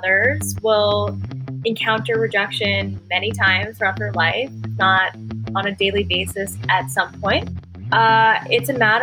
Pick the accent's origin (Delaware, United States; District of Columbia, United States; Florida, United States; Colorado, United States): District of Columbia, United States; Washington; born or raised there